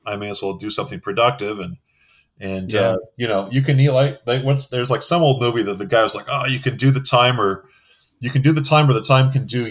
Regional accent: Everett, Washington, United States; I'm from Seattle. Well, technically, I'm from a little town called Everett, Washington, which is 30 miles north of Seattle

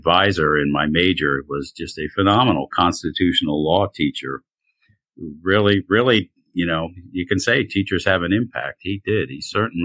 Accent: Chatham, New Jersey, United States; moved away; I grew up in North New Jersey. I grew up in a little town called Chatham, New Jersey, which is about 23 miles from New York City

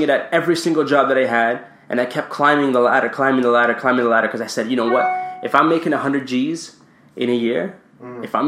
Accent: Canada; I grew up in Canada

